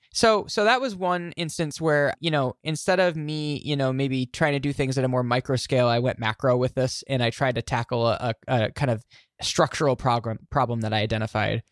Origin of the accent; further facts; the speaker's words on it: Glens Falls, New York, United States; my, my hometown, Glens Falls, New York